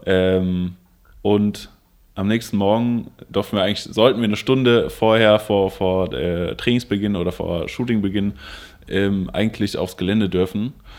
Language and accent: German; Koblenz, Rhineland-Palatinate, Germany; ich komme aus Koblenz